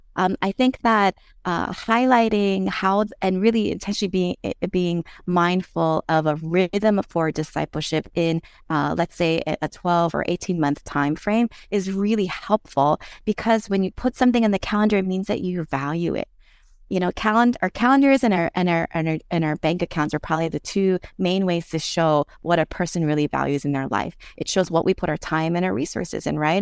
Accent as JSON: {"language": "English", "town": "Philadelphia", "region": "Pennsylvania", "country": "United States", "tie": "born or raised there", "moved": "as an adult", "lives_now": "Hawaii, United States", "said": "I grew up in West Philadelphia"}